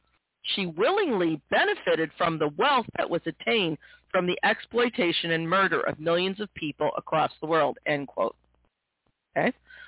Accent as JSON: {"language": "English", "country": "United States", "said": "as an American"}